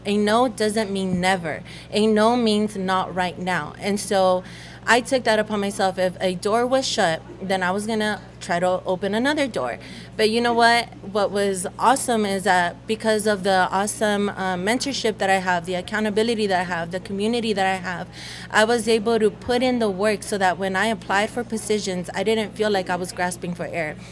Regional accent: United States; English is a second language; also born or lived in El Salvador; I came back, didn't know the language

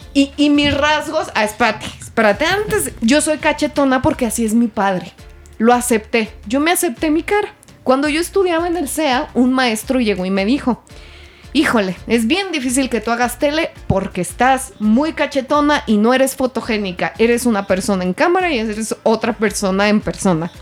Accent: Mexico; soy mexicana

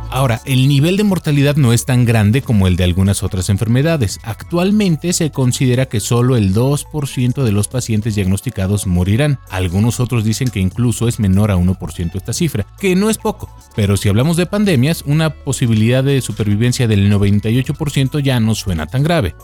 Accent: Mexico; como mexicano

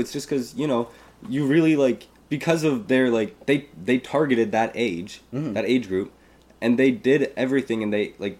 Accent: Queens, New York, United States; But I always say I'm from Queens.

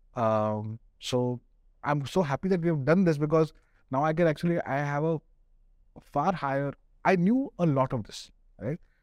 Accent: Pune, Maharashtra, India; now in Delhi, India; I'm from Pune

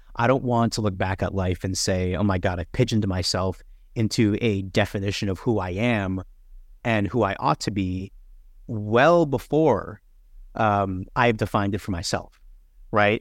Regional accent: Toronto, Ontario, Canada; Toronto, bor-, born, raised, bred, everything. I, I grew up in North York around Jane and Wilson

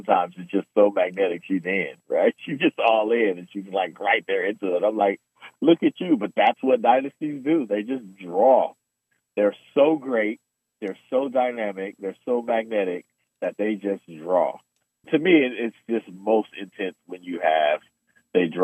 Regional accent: Oakland, California, United States; I'm from Oakland

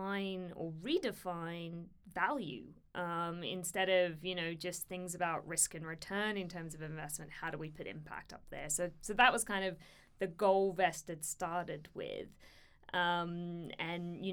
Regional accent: Australia; moved away as an adult; also born or lived in India; now in United Kingdom; born and bred in Australia, but have lived in the United Kingdom here for the past nearly 7 years

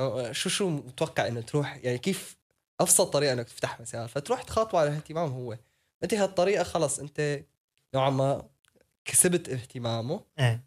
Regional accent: Syria; now in Netherlands; انا سوري

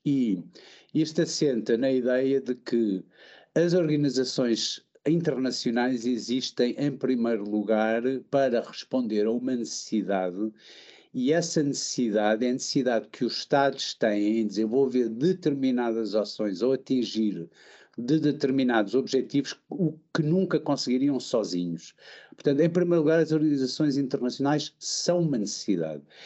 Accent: Portugal; moved away; como português

